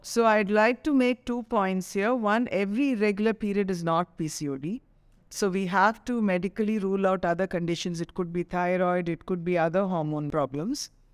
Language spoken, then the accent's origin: English; Chennai, Tamil Nadu, India; growing up in Chennai